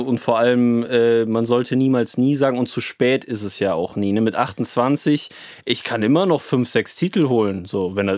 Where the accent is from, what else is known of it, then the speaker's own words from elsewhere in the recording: Cologne, North Rhine-Westphalia, Germany; wir kommen aus Köln, also sind sehr nah zum Nürburgring